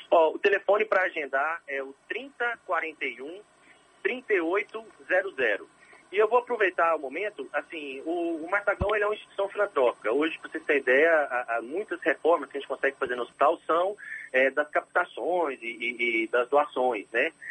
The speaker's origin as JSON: {"language": "Portuguese", "town": "Campina Verde", "region": "Minas Gerais", "country": "Brazil", "tie": "born or raised there", "also_born_or_lived": "Rio de Janeiro", "moved": "as an adult", "lives_now": "Salvador, Brazil", "said": "eu sou natural do Triângulo Mineiro, lá de Minas Gerais, uma cidade que se chama Campina Verde"}